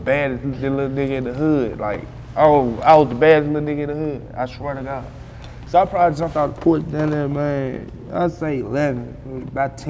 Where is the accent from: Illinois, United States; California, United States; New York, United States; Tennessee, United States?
Tennessee, United States; Memphis; I'm from Magnolia